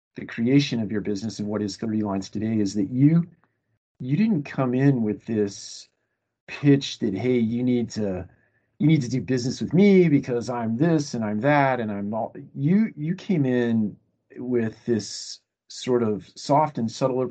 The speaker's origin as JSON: {"language": "English", "town": "Marion", "region": "Ohio", "country": "United States", "also_born_or_lived": "St. Louis", "moved": "yes", "lives_now": "Atlanta, United States", "said": "I'm actually from Ohio, Marion, little town, little tiny"}